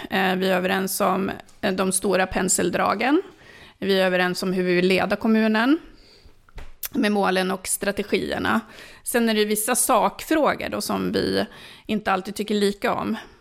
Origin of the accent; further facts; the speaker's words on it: Sollefteå, Västernorrland County, Sweden; moved away as an adult; also born or lived in Finland / Gävle / Ånge / Stockholm; now in Söderhamn, Sweden; Jag är uppvuxen i Sollefteå